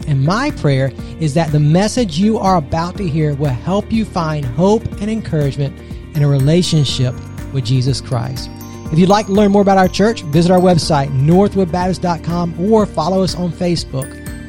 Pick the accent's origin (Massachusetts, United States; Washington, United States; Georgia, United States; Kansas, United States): Georgia, United States; Augusta; moved away; a historical marker that's in Georgia, actually close to where I grew up in Augusta.